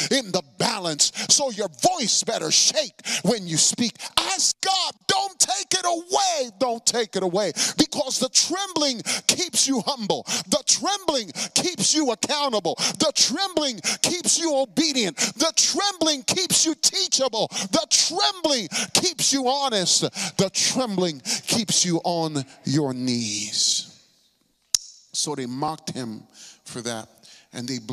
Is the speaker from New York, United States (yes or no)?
yes; New York City, New York, United States; I'm from the Bronx